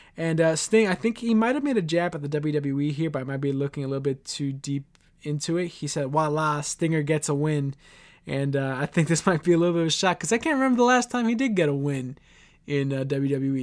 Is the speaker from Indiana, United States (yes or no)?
no; New York City, New York, United States